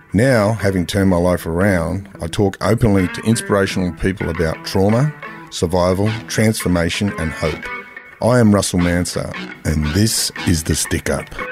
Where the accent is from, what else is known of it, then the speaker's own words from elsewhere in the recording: Sydney, New South Wales, Australia; growing up in Mount Druitt, there was plenty of families like